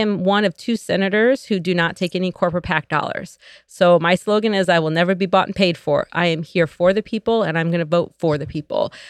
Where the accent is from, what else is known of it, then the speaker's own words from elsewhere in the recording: Joliet, Illinois, United States; moved away as an adult; I was born and raised here in Joliet